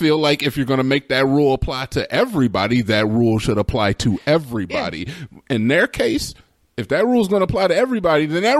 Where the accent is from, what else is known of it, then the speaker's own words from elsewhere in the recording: United States; I'm an American 100%